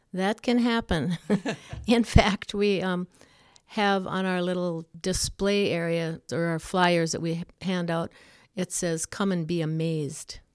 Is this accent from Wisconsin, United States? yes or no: yes; Ulu, Wisconsin, United States; Ulu is a little town that was originally all of Finnish descent. My grandfather was one that settled there in the early nineteen hundreds, and I was born and raised there